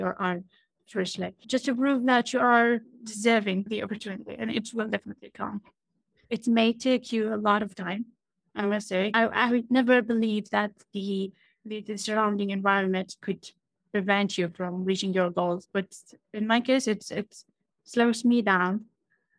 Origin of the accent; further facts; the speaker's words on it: Iraq; I'm from Iraq